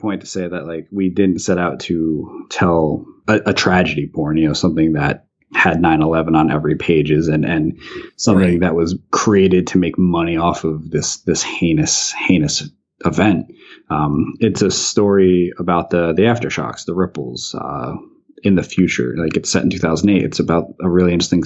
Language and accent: English; New Jersey, United States; I grew up in New Jersey